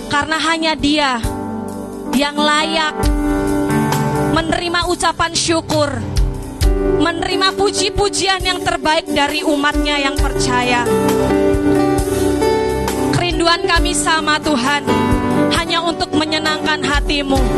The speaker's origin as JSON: {"language": "Indonesian", "region": "Lampung", "country": "Indonesia", "tie": "born or raised there", "said": "saya teringat dengan berita beberapa hari ini yang sedang viral yaitu di desa saya, di Lampung."}